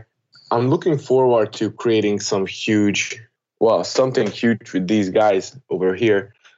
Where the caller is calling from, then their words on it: Budapest, Hungary; I'm calling in from Hungary, Budapest, to be exact. I'm 24 years old